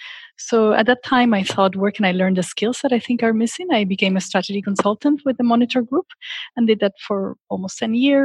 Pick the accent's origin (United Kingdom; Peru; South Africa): Peru; Lima; moved away as an adult; also born or lived in Washington, D.C.; I am originally from Lima, Peru. And growing up in a country with so much poverty and inequality